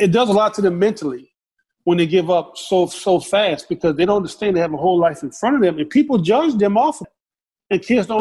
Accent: the South, United States; my house growing up in the South

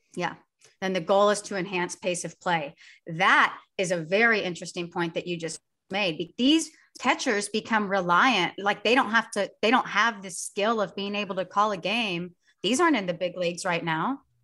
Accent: United States; I'm American

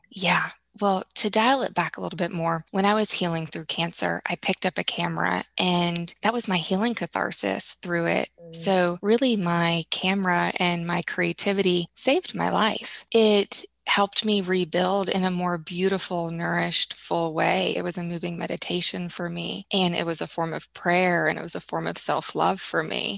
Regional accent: Tulsa, Oklahoma, United States; I grew up in Tulsa, Oklahoma.

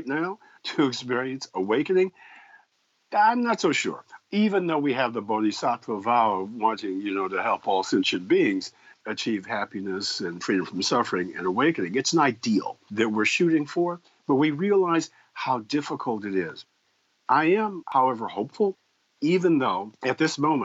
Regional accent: Evanston, Illinois, United States; I was raised in Evanston, Illinois

